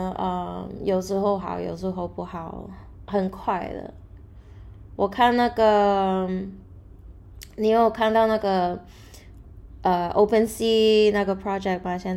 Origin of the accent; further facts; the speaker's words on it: Macau; also born or lived in New York / Myanmar; now in United States; 我在纽约出生的，但是我就呃一出生就回去澳门，然后在缅甸也住过五年，然后呃高中才回去纽约，然后就在在美国那边住。